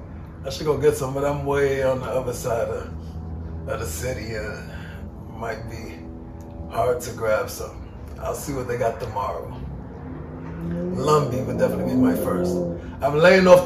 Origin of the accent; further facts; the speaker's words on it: New York City, New York, United States; I was born here in Queens